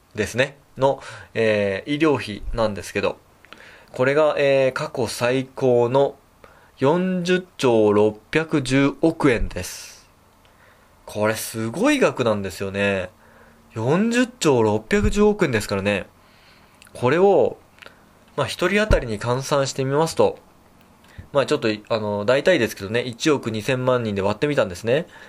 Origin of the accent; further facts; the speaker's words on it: Tokyo, Japan; also born or lived in Nagano Prefecture; now in Nagano, Japan; もともと東京出身なんですけれども、長野県に移り住んで